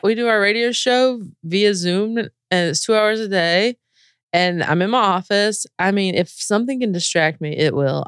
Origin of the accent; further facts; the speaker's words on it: North Carolina, United States; moved away as an adult; also born or lived in Spain; I'm from the South. I, I, you know, grew up in very conservative areas, very r, red states all around me and in North Carolina